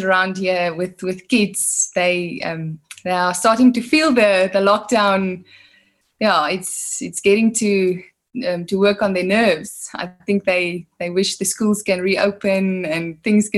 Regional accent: Worcester, Western Cape, South Africa; moved away as an adult; now in Pretoria, South Africa; I was born in Worcester. I grew up in Worcester.

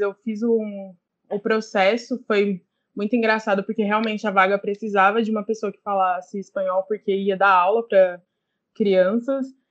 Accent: Ribeirão Preto, São Paulo, Brazil; now in São Paulo, Brazil; eu sou do interior de São Paulo, Ribeirão Preto, é, mas atualmente eu moro em São Paulo

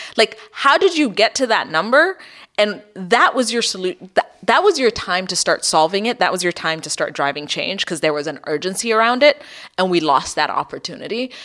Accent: Ethiopia; I grew up in Ethiopia in the eighties

